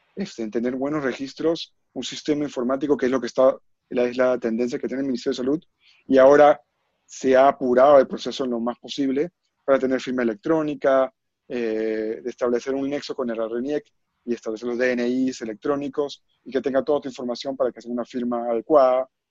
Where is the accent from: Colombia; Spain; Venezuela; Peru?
Peru; como peruanos que somos